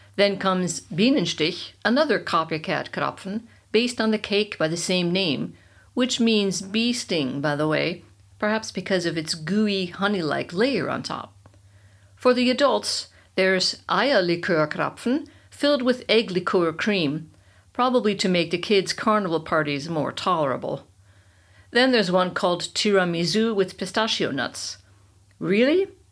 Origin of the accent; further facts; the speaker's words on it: United States; moved away as an adult; now in Bavaria, Germany; I'm from America, the land of marketing